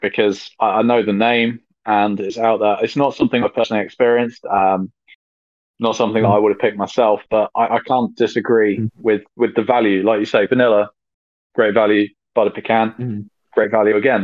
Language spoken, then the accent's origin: English; United Kingdom